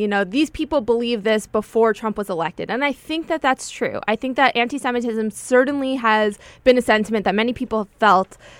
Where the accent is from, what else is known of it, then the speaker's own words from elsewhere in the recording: United States; as a Jew, as a Jewish American